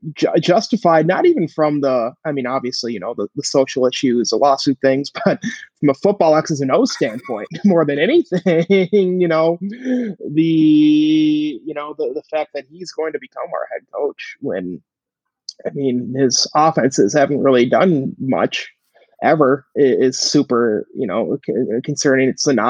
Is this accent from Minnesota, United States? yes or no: yes; Minnesota, United States; where I grew up in Minnesota